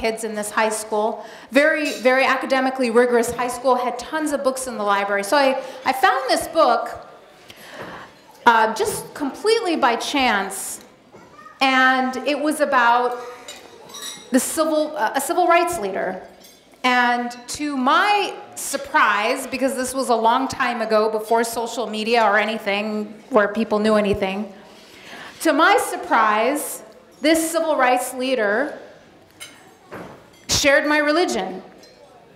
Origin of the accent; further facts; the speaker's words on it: Madison, Wisconsin, United States; also born or lived in Egypt; I was born in Egypt, and I moved to the United States when I was 5 years old with my family, and I grew up in a town called Madison, Wisconsin